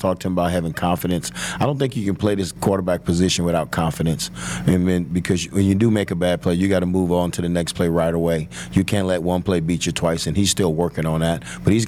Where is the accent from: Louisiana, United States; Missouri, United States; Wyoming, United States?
Louisiana, United States; Marrero; you know, what we grew up at in Marrero, right outside of New Orleans